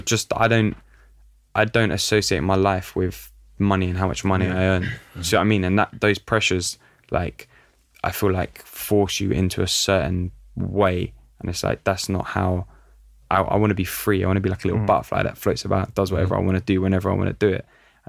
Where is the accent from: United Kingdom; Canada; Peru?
United Kingdom; London; looking at the culture that I grew up in North London, like Italian community in North London